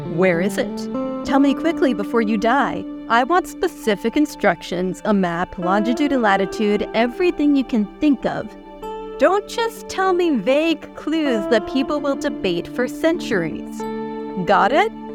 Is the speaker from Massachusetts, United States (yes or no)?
no; Vermont, United States; moved away as an adult; now in Scotland; I grew up in Vermont, so, like, right on the border with Canada